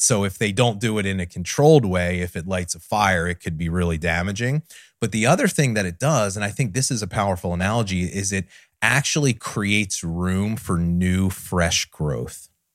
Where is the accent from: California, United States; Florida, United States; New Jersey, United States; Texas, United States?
New Jersey, United States; I grew up in South Jersey in the middle of something called the Pine Barrens